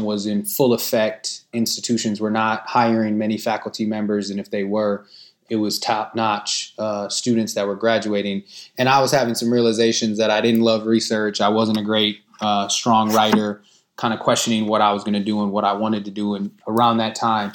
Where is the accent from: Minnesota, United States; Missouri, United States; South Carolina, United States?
Minnesota, United States; Minneapolis; am in Minneapolis, Minnesota, where I was born, raised, and continue to live today